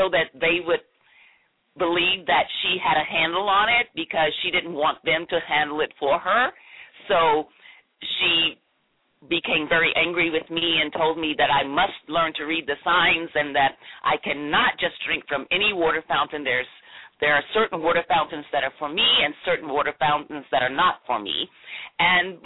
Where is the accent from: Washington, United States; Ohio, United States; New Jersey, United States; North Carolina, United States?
North Carolina, United States; Greensboro; I grew up in North Carolina, Greensboro, North Carolina